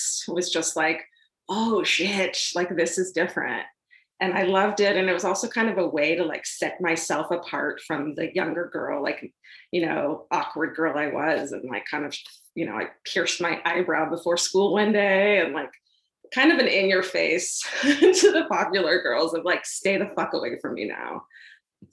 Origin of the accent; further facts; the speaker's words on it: Irvine, California, United States; I grew up in Orange County in Irvine, so it was super suburbia